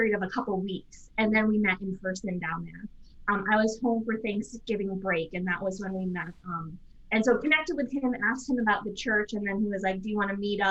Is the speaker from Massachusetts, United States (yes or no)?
yes; Massachusetts, United States; I'm from Massachusetts